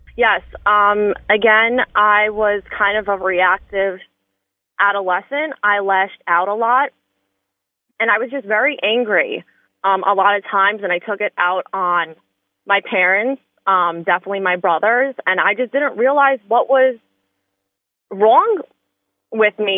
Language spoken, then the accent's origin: English; New York City, New York, United States; growing up in Staten Island